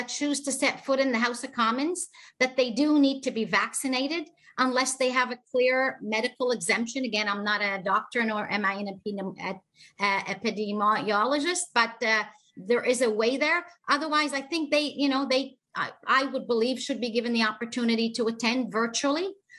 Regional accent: Nova Scotia, Canada; I come from Nova Scotia, have been a cabinet minister here for the last 8 years.

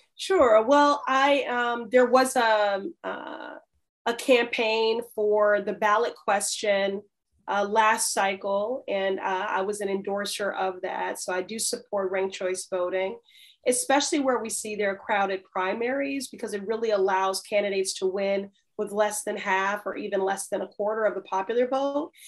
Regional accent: Chicago, Illinois, United States; moved away as an adult; now in Boston, United States; I was raised in Chicago. I lived there 18 years

